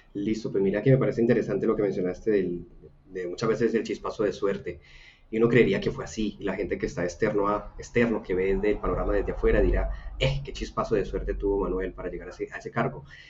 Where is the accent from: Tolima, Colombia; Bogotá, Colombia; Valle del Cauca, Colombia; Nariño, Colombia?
Valle del Cauca, Colombia; Buga; soy una persona de Buga, una ciudad pequeña en Colombia